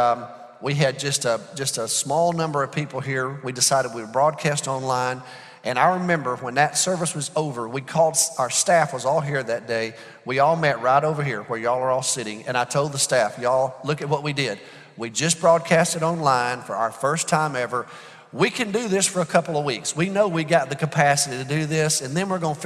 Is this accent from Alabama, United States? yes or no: yes; Alabama, United States; now in Arlington, United States; I'm from Alabama